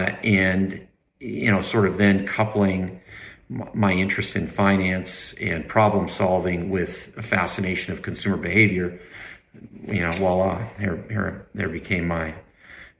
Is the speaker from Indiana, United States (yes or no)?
no; Idaho, United States; I grew up in Idaho